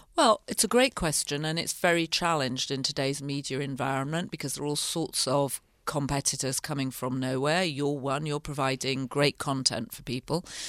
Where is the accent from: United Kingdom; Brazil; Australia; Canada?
United Kingdom; north of England; moved away as an adult; also born or lived in London; now in United States; I grew up in the north of England